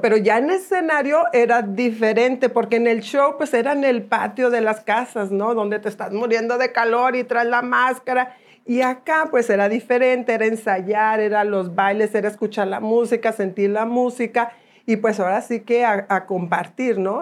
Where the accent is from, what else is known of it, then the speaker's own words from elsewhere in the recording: Guadalupe, Nuevo León, Mexico; moved away; also born or lived in Monterrey / Houston; Nací aquí en Monterrey, aquí crecí en la ciudad de Guadalupe.